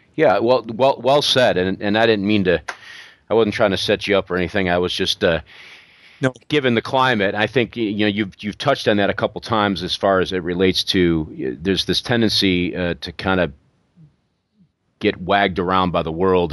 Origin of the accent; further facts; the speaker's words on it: New York, United States; moved away; I'm from New York